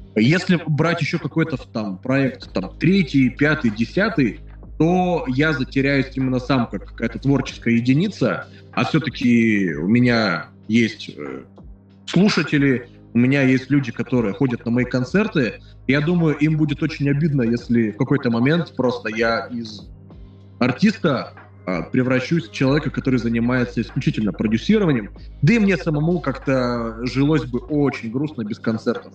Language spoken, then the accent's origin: Russian; Nizhny Tagil, Sverdlovsk Oblast, Russia; now in Saint Petersburg, Russia; Я из Нижнего Тагила, это Свердловская ну, область